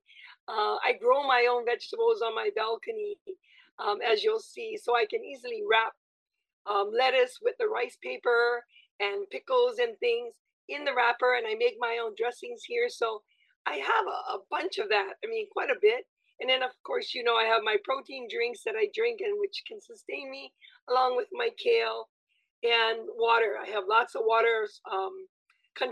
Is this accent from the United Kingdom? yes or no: no; west side of Oahu, Hawaii, United States; also born or lived in Hong Kong; I'm a West Side chick. I was born and raised in Maui on the west side of Oahu